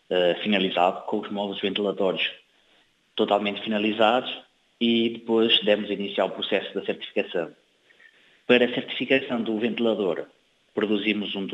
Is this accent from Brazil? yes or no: no; Fogo, Cape Verde; sempre tenho acompanhado com especial atenção, a Cabo Verde, especialmente a Ilha do Fogo, de onde eu sou